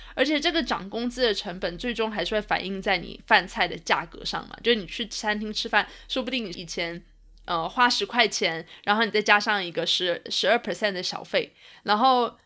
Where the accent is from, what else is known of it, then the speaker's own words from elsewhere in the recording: Taiwan; moved away; 我妈妈还有我家人从台湾来看我